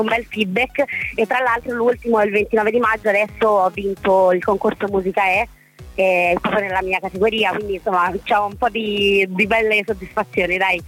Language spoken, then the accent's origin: Italian; Florence, Tuscany, Italy; now in Rome, Italy; di adozione romana perché in realtà io sono fiorentina